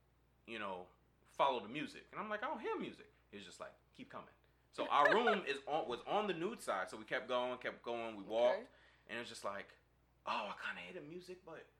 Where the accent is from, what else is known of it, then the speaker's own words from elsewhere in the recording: New York City, New York, United States; I'm born and raised in Brooklyn, but I'm the first one in my family, my large family, born in the U.S.